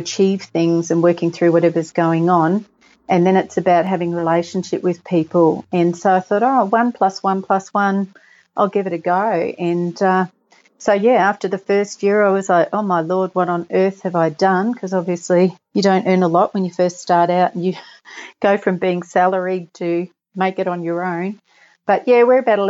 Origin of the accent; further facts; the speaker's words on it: Australia; also born or lived in England; we moved from England when I was little, and we were in quite a good position back then. But then when we moved to Australia